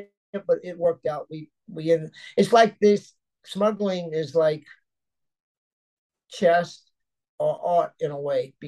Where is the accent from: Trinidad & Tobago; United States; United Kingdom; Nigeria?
United States; Miami, Florida; my hometown